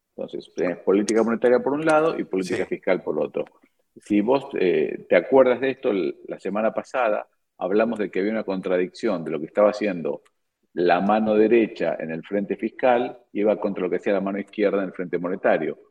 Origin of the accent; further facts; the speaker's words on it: Argentina; como argentino